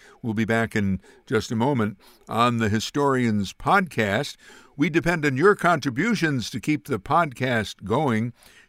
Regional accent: Amsterdam, New York, United States; I grew up pretty much in the Polish neighborhood at the time. And I lived on Pulaski Street.

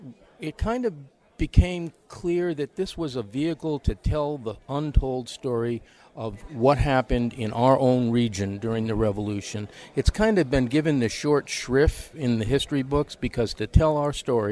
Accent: Saratoga Springs, New York, United States; I'm also local. I grew up in Saratoga Springs

